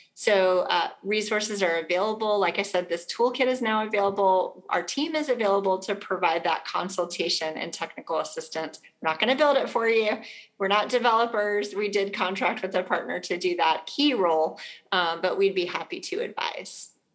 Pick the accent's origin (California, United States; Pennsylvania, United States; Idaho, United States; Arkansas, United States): Arkansas, United States; now in South Carolina, United States; in my home state of Arkansas